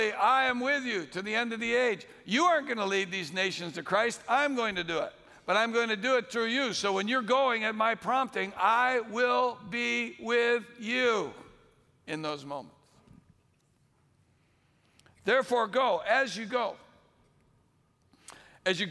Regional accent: Bay Area, California, United States; I'm not from around here. I'm actually from the Bay Area

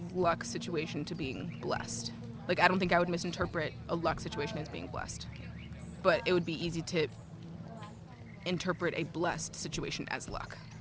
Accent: Chicago, Illinois, United States; I'm from Chicago.

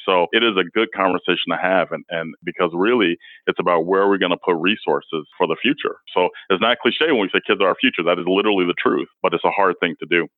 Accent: Chicago, Illinois, United States; now in Cedar Rapids, United States; I grew up in Chicago

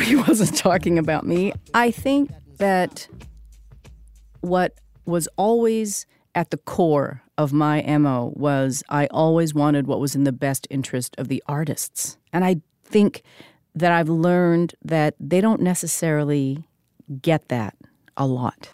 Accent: Vancouver, British Columbia, Canada; I'm a Korean Canadian woman. I'm a French lit major. I'm from Vancouver

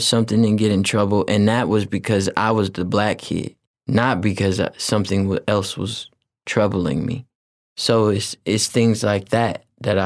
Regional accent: Oakland, California, United States; being from West Oakland and being Filipino and Black

